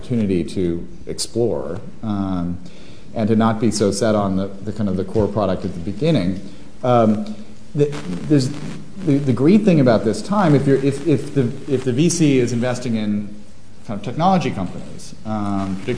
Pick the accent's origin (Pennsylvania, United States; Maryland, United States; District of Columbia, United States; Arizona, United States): District of Columbia, United States; Washington; D.C., my hometown